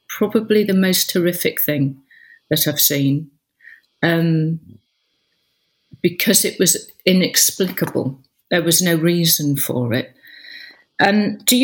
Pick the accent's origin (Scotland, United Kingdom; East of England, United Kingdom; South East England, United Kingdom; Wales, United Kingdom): Wales, United Kingdom; North; moved away; also born or lived in Leeds; I grew up in North Wales